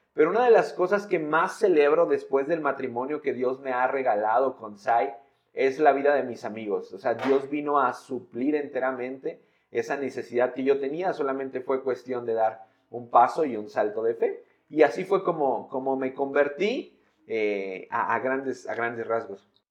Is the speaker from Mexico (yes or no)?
yes; San Luis Potosí, Mexico; soy de San Luis